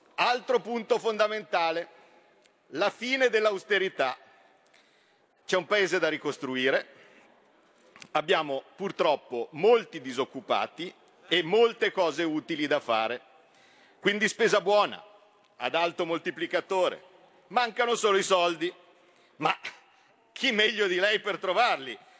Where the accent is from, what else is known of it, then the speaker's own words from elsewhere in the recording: Como, Lombardy, Italy; io sono di Como, confino con la Svizzera